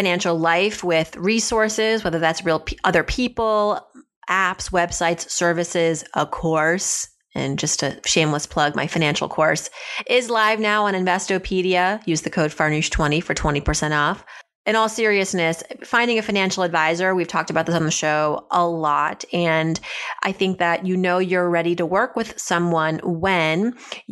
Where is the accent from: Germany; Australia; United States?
United States; Philadelphia, Pennsylvania; I'm from the Philly area